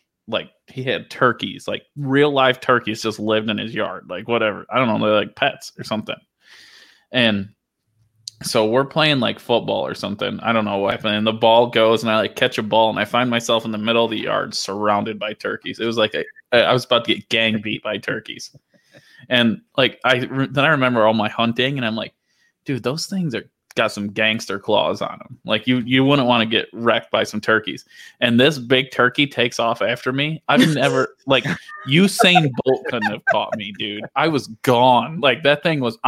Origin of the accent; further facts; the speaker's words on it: Dundee, New York, United States; I grew up in Dundee.